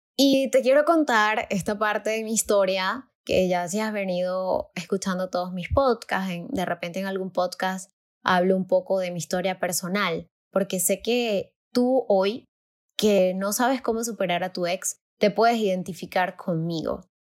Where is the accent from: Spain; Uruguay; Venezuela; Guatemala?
Venezuela; moved away as an adult; now in Mexico; mi país